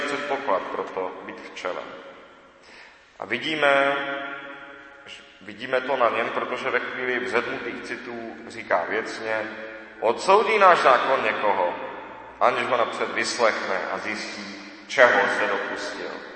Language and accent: Czech; Czechia; my všichni jsme Češi, od Aše až po Jablunkov